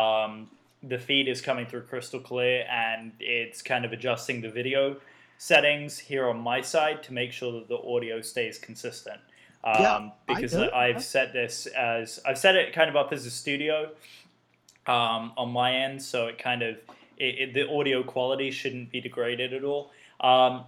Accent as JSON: {"language": "English", "country": "United Kingdom", "said": "I am the only Brit here"}